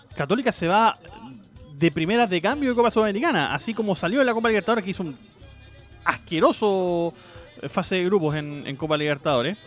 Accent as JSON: {"language": "Spanish", "country": "Chile"}